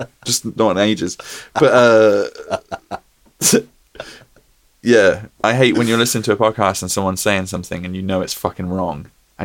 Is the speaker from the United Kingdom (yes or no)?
yes; Oxford, South East England, United Kingdom; I'm from Oxford.